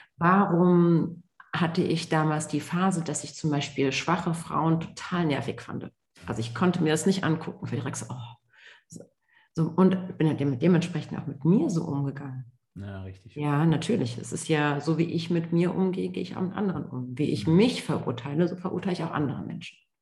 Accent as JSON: {"language": "German", "country": "Germany", "tie": "born or raised there", "said": "ich ähm, gebürtige Deutsche bin, allerdings Wurzeln in Marokko und Tunesien habe"}